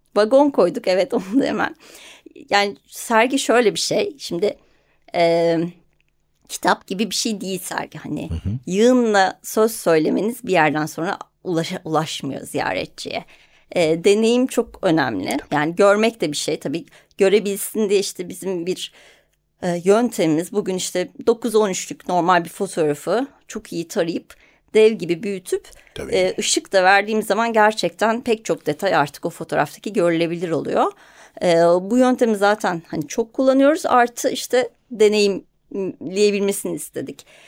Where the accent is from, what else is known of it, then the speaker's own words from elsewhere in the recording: Ankara, Turkey; Ben hani Ankara'da büyüdüm.